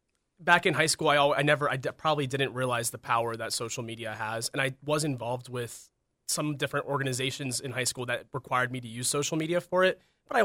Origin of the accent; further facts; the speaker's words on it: Pittsburgh, Pennsylvania, United States; No, I'm actually originally from Pittsburgh, Pennsylvania.